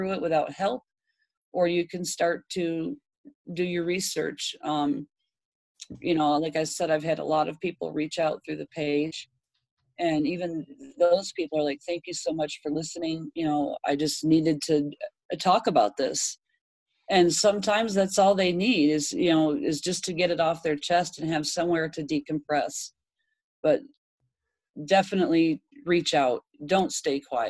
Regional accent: Michigan, United States; moved away as an adult; now in Texas, United States; I moved out to Texas, 1900 miles. I grew up in Michigan.

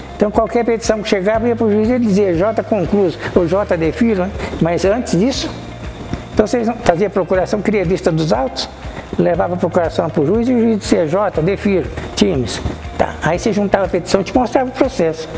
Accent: Minas Gerais, Brazil; also born or lived in Goiás; now in Cascavel, Brazil; eu sou mineiro

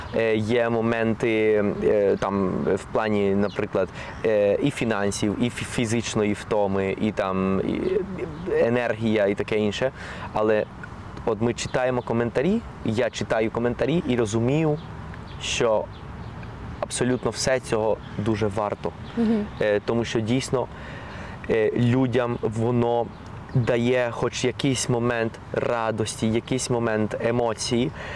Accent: Colombia; first language Spanish; Ukrainian is a second language; moved away; also born or lived in Ukraine; моя рідна мова є ну основна мова є іспанська

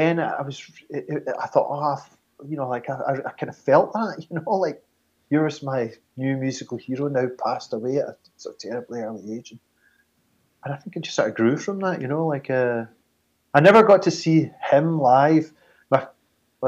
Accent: Glasgow, Scotland, United Kingdom; moved away as an adult; also born or lived in Edinburgh; now in Catterline, United Kingdom; Lived near from where I grew up in Glasgow.

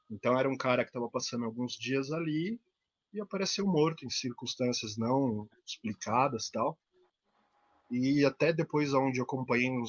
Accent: Campos do Jordão, São Paulo, Brazil; Eu sou de Campos Jordão, né? É uma cidade de serra, tem uma estrada, muita neblina à noite e tudo mais.

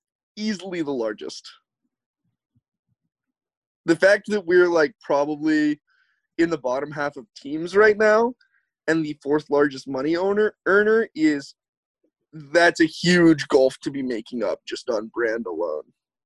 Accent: the South, United States; accent: Southern; My Southern accent's not good enough to play in the SEC, and neither is my team.

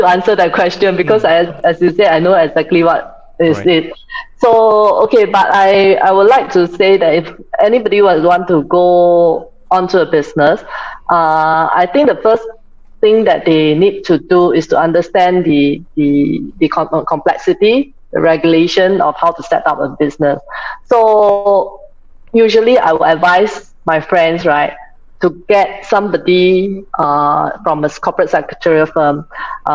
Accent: Singapore; So I'm from Singapore. So how I started? I grew up in the typical Singaporean family of four.

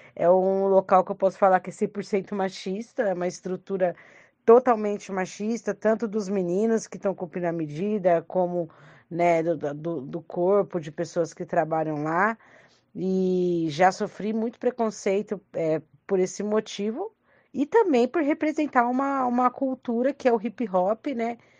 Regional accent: Franco da Rocha, São Paulo, Brazil; eu sou de Franco da Rocha

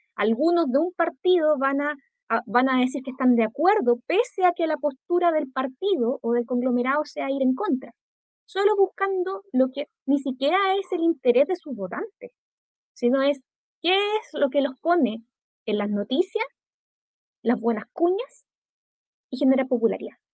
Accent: Concepción, Biobío, Chile; yo siendo de Gran Concepción de toda mi vida

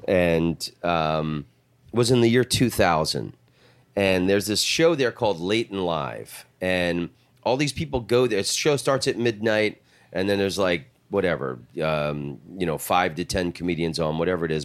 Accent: Orlando, Florida, United States; I'm from Orlando

